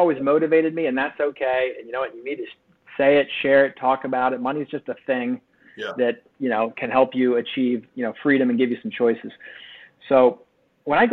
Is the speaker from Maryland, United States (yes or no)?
yes; Bel Air, Maryland, United States; I grew up in Bel Air, Maryland